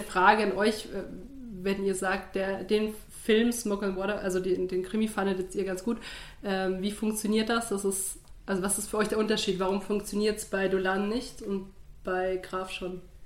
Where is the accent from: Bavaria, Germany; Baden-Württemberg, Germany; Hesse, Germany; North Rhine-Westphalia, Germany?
Bavaria, Germany; als geborene Bayerin